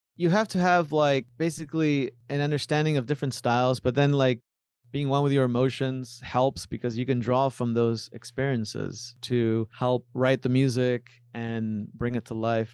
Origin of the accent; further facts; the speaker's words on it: Miami, Florida, United States; also born or lived in Buenos Aires, Argentina / Tandil, Argentina; My parents moved us, uh, to Miami, Florida when I was five years old. I was raised in, in Florida